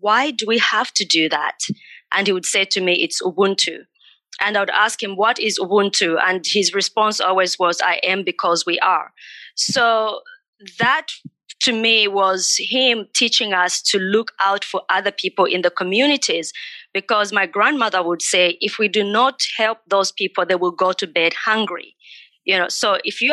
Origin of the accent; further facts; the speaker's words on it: Katete, Eastern Province, Zambia; moved away; I was born in Zambia in a small country town called Katete, a small population.